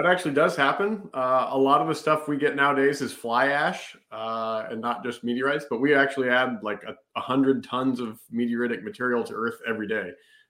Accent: Kansas City, Missouri, United States; Oh, well, I grew up in Missouri, kind of in the rural parts of Kansas City area.

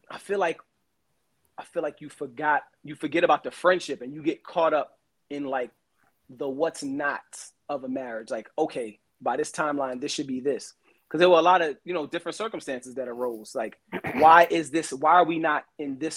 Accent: Brooklyn, New York, United States; I'm from Brooklyn. I did it the other way.

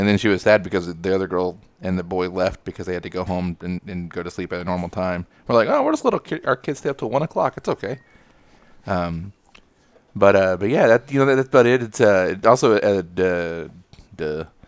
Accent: Texas, United States; I'm from Texas

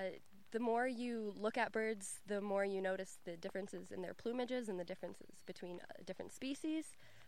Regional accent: Leamington, Ontario, Canada; I am from Leamington, born and raised.

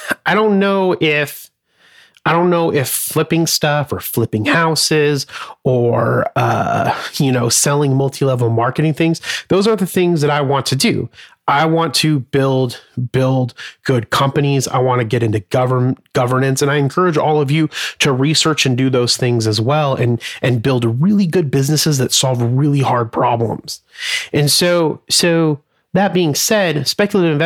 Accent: Arizona, United States; I was born and raised in Arizona

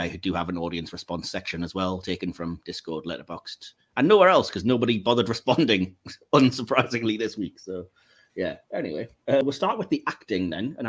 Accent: England, United Kingdom; I am English

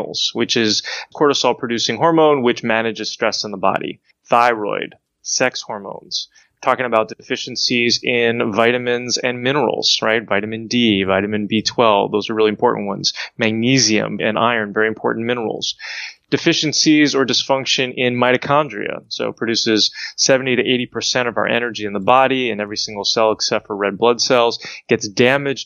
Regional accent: New Jersey, United States; I grew up in New Jersey, bitten by ticks when I was young

